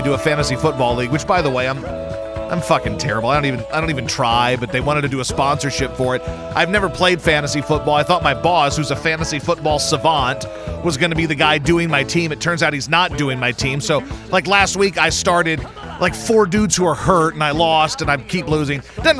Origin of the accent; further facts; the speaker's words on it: Baton Rouge, Louisiana, United States; now in Houston, United States; Man, when I was a kid, and I grew up in Baton Rouge, as you know, for the most part